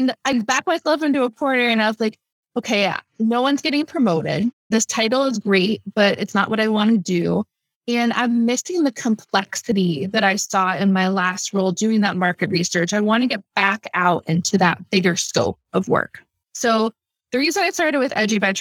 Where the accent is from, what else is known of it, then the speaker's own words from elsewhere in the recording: Pittsburgh, Pennsylvania, United States; moved away; I got offered a job at Carnegie Mellon University, which is my hometown, Pittsburgh